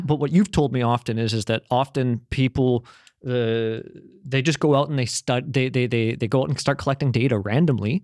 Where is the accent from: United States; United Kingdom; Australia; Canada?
Canada; moved away as an adult; I was raised in Canada